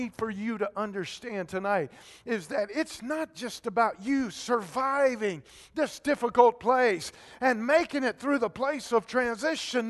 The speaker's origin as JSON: {"language": "English", "region": "Georgia", "country": "United States", "tie": "born or raised there", "moved": "yes", "lives_now": "Concord, United States", "said": "I grew up in Georgia"}